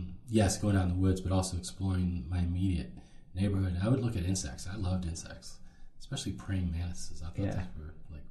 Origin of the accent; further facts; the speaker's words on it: Philadelphia, Pennsylvania, United States; also born or lived in Cheltenham Township, Pennsylvania / Atlanta, Georgia; I grew up in Philly, born and raised, Philly proud, Philly strong.